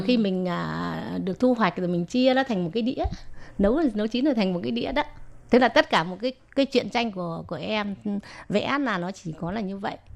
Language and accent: Vietnamese; Vietnam; now in Taiwan; mình là người Việt Nam